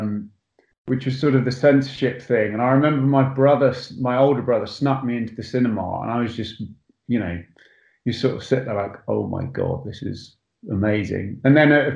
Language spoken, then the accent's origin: English; Botany Bay, north London, United Kingdom; accent: English; moved away as an adult; also born or lived in Hertfordshire, England; now in Los Angeles, United States; I actually grew up in a place called Botany Bay, which is where I also used to play cricket. But it's in between a place called Enfield and Potter's Bar. So just sort of north London